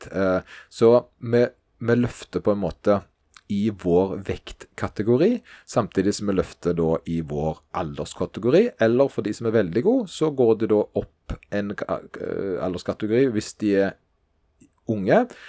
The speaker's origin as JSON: {"language": "Norwegian", "town": "Stavanger", "region": "Rogaland", "country": "Norway", "said": "der jeg kommer fra, nemlig Stavanger"}